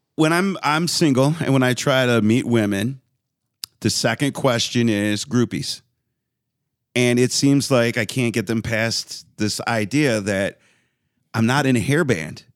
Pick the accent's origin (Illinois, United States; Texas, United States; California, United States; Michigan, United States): Michigan, United States; Westland; in my neighborhood in Westland